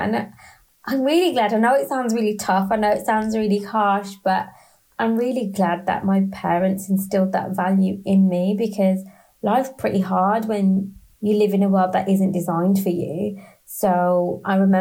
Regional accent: Birmingham, West Midlands, United Kingdom; first language English; now in London, United Kingdom; I always describe myself as a very proud Brummie. So I'm from Birmingham in the UK, who lives in London.

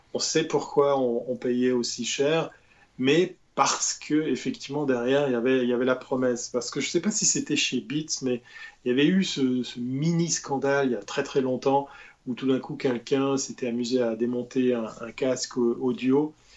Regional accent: Switzerland; notre île, qui est la Suisse

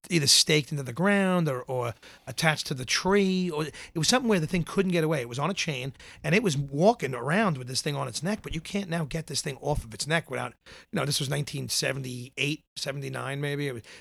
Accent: New York City, New York, United States; I grew up in Tottenville in Staten Island, the furthest out, all the way up by the Outer Bridge. I still live in that town now

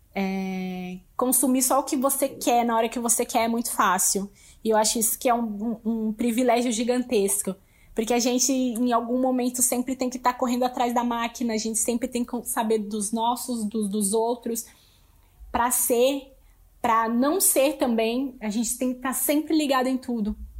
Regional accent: Lages, Santa Catarina, Brazil; now in São Paulo, Brazil; eu sou natural de Laje, Santa Catarina, mas hoje eu moro em São Paulo

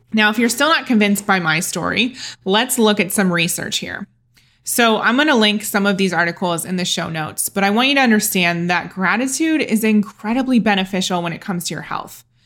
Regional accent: Ohio, United States; moved away as an adult; also born or lived in London; Growing up in Ohio as a Catholic girl

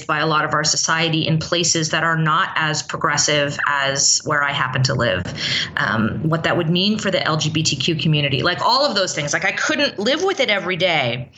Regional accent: San Francisco, California, United States; now in Los Angeles, United States; I grew up in San Francisco. I've lived in LA for 20 plus years

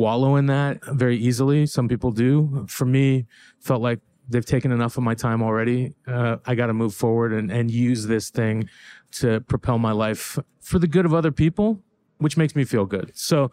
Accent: Northern California, United States; moved away as an adult; also born or lived in Iran; I grew up in Northern California.

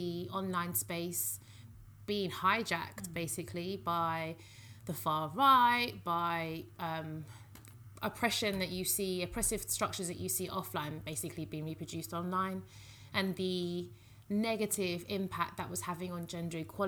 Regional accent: United Kingdom; I am British Nigerian

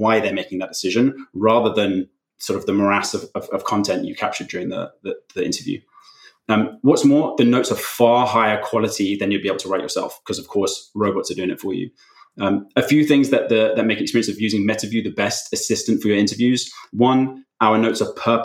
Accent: London, United Kingdom; also born or lived in West Coast, United States / Amsterdam, Netherlands; I grew up in London, currently live here too, but in between, have spent a bit of time living on the West Coast of the US and a couple of years living in Amsterdam as well.

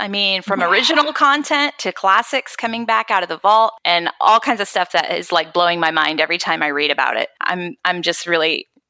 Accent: Florida, United States; now in North Carolina, United States; And it's been really fun living in North Carolina. I grew up in Florida, so I got to experience a lot of the Florida parks as a child and now again as an adult

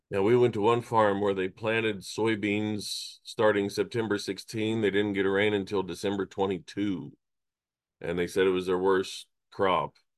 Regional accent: Kansas, United States; moved away; I grew up in Kansas, everything's on a square mile

